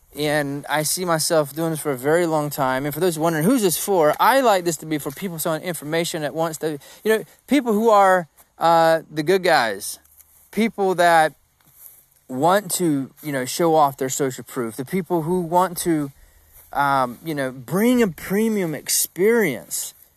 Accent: South Georgia, United States; I'm from Georgia, man. I'm from South Georgia

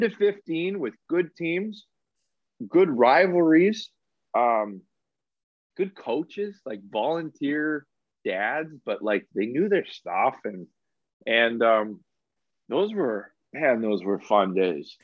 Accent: Alberta, Canada; I grew up in Alberta

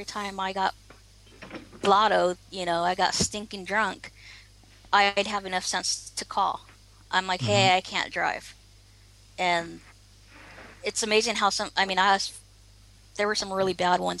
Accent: Oceanside, California, United States; I grew up in Southern California, and actually Oceanside.

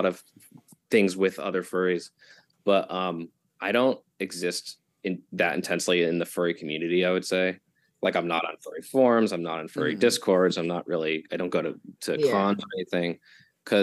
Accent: New York, United States; I am from New York, living with my boyfriend and three cats

